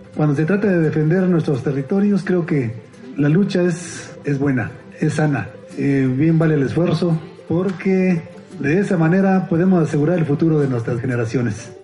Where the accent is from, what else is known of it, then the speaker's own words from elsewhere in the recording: San Cristóbal Amoltepec, Oaxaca, Mexico; Yo me llevaré este mensaje a mi pueblo, a mi municipio